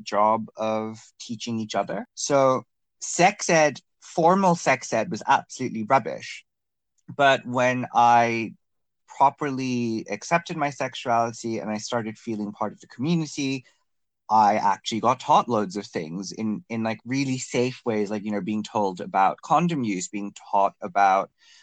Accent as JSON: {"language": "English", "country": "Bangladesh", "moved": "yes", "lives_now": "United Kingdom", "said": "I'm from Bangladesh, but I'm currently living in the UK"}